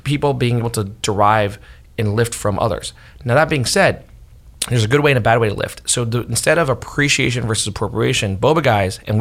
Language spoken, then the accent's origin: English; South San Francisco, California, United States; So I'm from South San Francisco. My high school, half Filipino